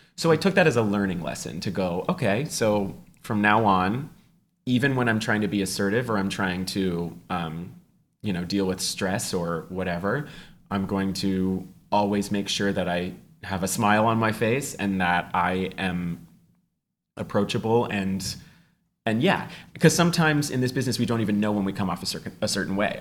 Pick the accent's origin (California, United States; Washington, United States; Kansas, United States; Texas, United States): California, United States; Walnut Creek; my hometown of Walnut Creek, California